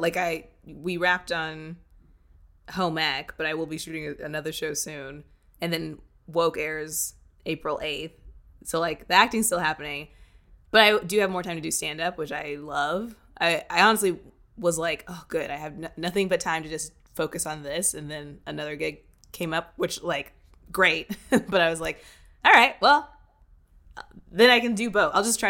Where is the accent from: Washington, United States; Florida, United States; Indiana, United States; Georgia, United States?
Indiana, United States; also born or lived in Japan / Kentucky / Texas / Virginia; So like I was born in Japan, and then we moved to Kentucky, and then Texas, and then Virginia, and then California. And then my parents split, and I moved to Indiana and stayed there till 18.